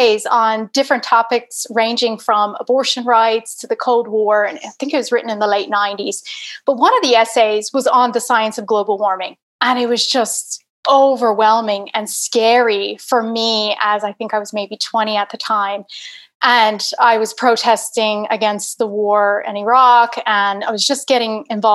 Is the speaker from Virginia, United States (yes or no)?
yes; Virginia, United States; accent: American; I'm obviously American, you can tell from my accent. I was born in Virginia.